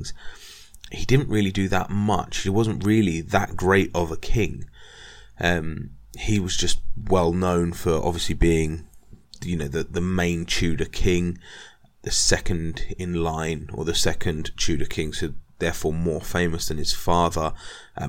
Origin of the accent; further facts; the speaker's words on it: England, United Kingdom; being English